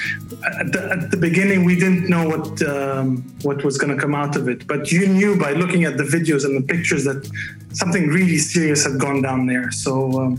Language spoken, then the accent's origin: English; Beirut, Beirut Governorate, Lebanon; moved away; I grew up in Beirut